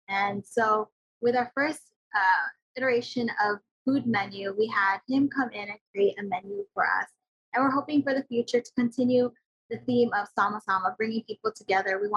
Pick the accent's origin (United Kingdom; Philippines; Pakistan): Philippines; Yeah, I really wanted us to just go all out with showcasing that we're Filipino.